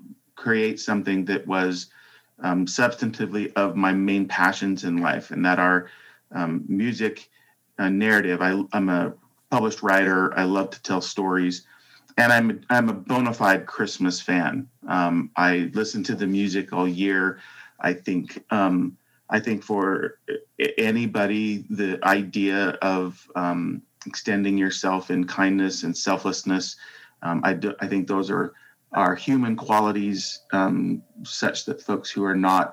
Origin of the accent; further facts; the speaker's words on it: Salt Lake City, Utah, United States; moved away as an adult; now in Seattle, United States; I grew up in Salt Lake City, Utah.